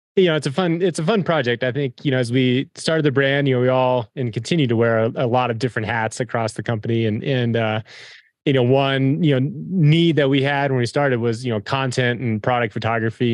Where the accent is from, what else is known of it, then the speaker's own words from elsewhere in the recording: Front Range, Colorado, United States; grew up, we grew up in the Front Range